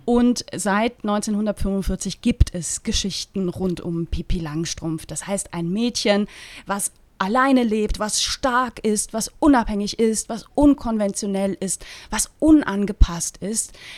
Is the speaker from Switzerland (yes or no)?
yes; Eastern Switzerland, Switzerland; ich komme aus der Ostschweiz gebürtig